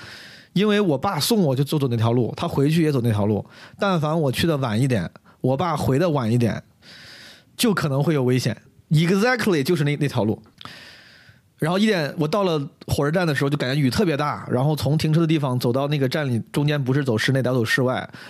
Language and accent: Chinese; Zhengzhou, Henan, China; now in Beijing, China; 因为我从小在郑州长大，